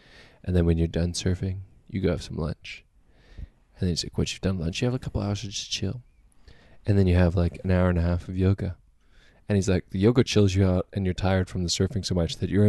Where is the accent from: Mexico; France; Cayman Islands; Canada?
Canada; Get told off by a bunch of French people for being Canadian.